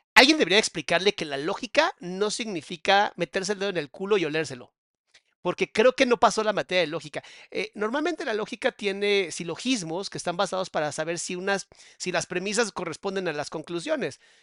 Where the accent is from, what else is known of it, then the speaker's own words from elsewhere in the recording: Mexico; cómo somos los mexicanos